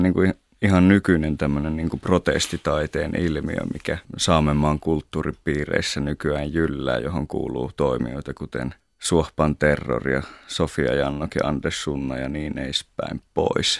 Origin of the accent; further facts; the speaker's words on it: northern Finland, Finland; meillä päin tuolla pohjoisessa